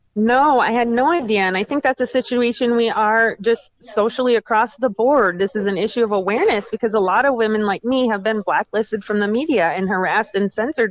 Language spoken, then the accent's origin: English; Minnesota, United States; I'm from Minnesota